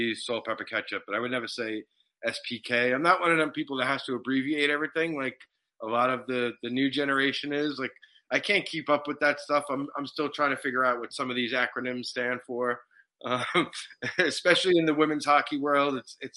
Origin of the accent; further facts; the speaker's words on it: New York City, New York, United States; moved away as an adult; now in New Jersey, United States; I grew up in New York City